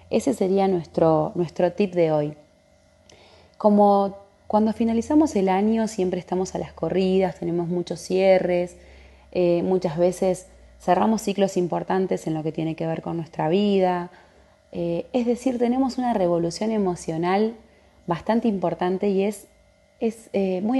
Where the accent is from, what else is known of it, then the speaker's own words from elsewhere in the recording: Comodoro Rivadavia, Chubut, Argentina; soy de Comodoro Rivadavia, de la Patagonia Argentina.